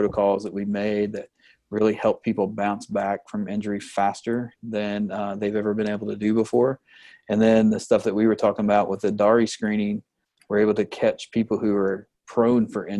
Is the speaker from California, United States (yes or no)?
no; Kentucky, United States; moved away as an adult; also born or lived in Oklahoma City; now in Tampa, United States; I grew up in Kentucky, went to undergrad med school in Kentucky